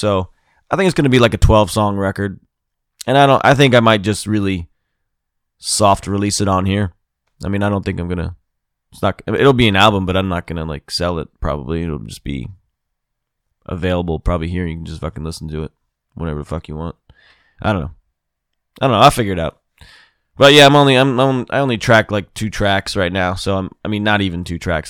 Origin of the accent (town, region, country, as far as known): Mid-Atlantic, United States